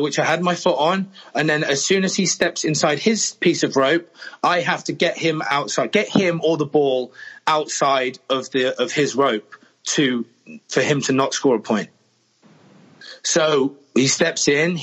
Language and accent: English; England, United Kingdom; I'm English